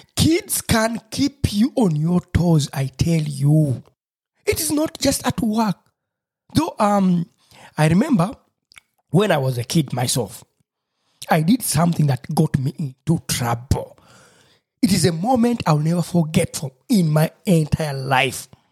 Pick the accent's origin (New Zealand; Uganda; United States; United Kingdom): Uganda; Busoga; first language Lusoga; English is a second language; my mother tongue, lusoga